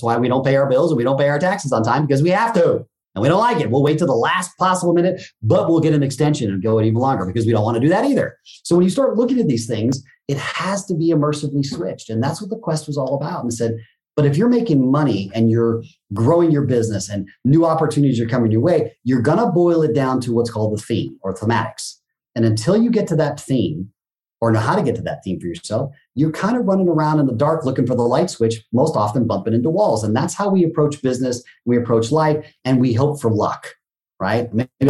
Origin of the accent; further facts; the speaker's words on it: Japan; coming, growing up in Japan, the word teacher, sensei, is a very big title